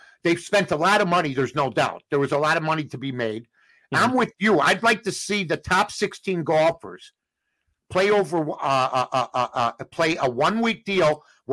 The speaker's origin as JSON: {"language": "English", "town": "Chicago", "region": "Illinois", "country": "United States", "tie": "born or raised there", "said": "Wrigley Field, I'll just give you my hometown"}